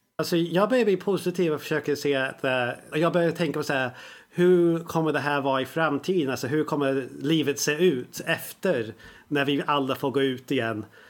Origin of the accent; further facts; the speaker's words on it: England, United Kingdom; now in Sweden; när jag växte upp i England så gick jag i skolan